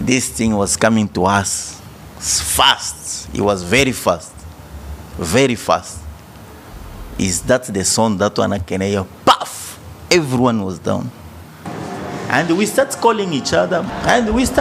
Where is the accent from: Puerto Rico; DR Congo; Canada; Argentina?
DR Congo; now in South Africa; I'm from South Africa, originally from DRC.